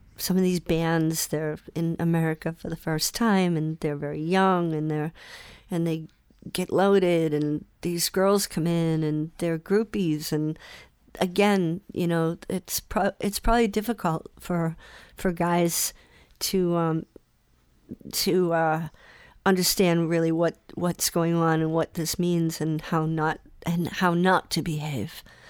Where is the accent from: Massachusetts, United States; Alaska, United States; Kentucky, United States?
Massachusetts, United States; Salem; also born or lived in Boston; Salem that morning, and that's my hometown